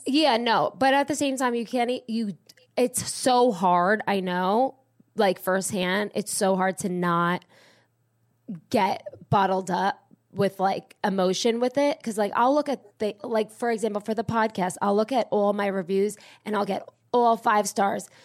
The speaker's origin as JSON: {"language": "English", "region": "New Jersey", "country": "United States", "said": "I'm from Jersey"}